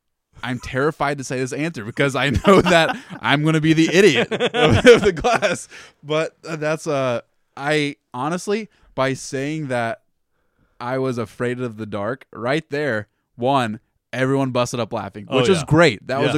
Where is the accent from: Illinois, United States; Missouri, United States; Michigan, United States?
Missouri, United States; Lee's Summit; I grew up in Lee Summit, and we lived in the Sin City of Lee Summit, the ghetto of Lee Summit, by those apartments on 291 behind Burger King over there.